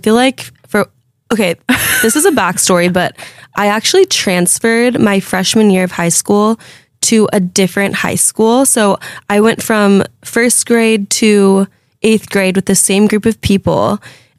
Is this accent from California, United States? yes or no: yes; Fresno, California, United States; moved away as an adult; now in New York City, United States; we grew up together in Fresno.